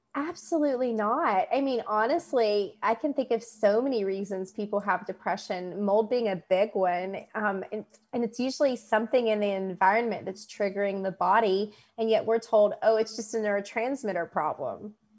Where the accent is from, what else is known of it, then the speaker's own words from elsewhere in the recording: West Virginia, United States; moved away; also born or lived in Kentucky; I was born in West Virginia, um, and Kentucky is my adult life.